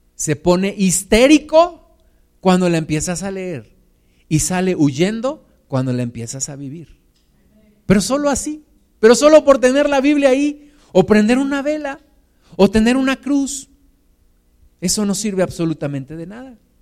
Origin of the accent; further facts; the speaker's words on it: Mexico; Somos los mismos mexicanos.